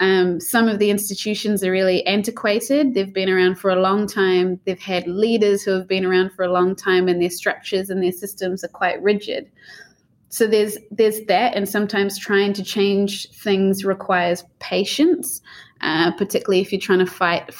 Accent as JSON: {"language": "English", "country": "New Zealand", "tie": "born or raised there", "said": "growing up in New Zealand"}